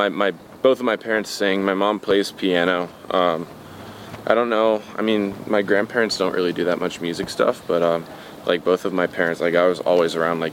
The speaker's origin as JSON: {"language": "English", "town": "Youngstown", "region": "Ohio", "country": "United States", "also_born_or_lived": "Pittsburgh, Pennsylvania", "said": "My airport is Cleveland, but that's about the extent to which I am from Cleveland. I'm from a smaller city called Youngstown, about like an hour and a half southeast of Cleveland, but nobody knows what that is, so I just tell them Cleveland."}